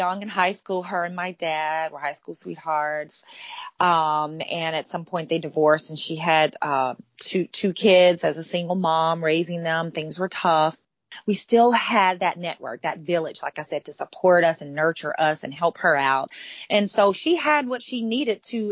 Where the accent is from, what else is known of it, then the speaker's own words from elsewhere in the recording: Demopolis, Alabama, United States; now in Florida, United States; I grew up in a small town called Demopolis, Alabama